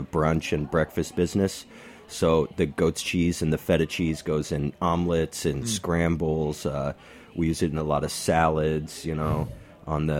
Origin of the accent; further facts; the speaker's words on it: southern Indiana, United States; now in New York, United States; I'm from Indiana, southern mm-hmm. Indiana, and I grew up, you know, in the middle of nowhere on a gravel road